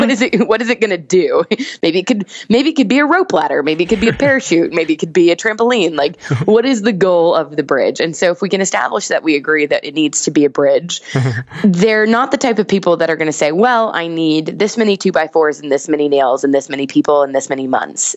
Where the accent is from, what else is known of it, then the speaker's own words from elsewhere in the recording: the South, United States; I grew up in the South